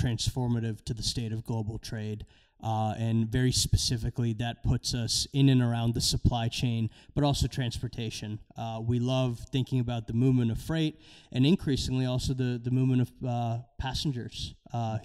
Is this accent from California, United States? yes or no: no; Maryland, United States; also born or lived in India; my parents moved here when I was about 9 months old. We moved from India. I was born there, grew up in Maryland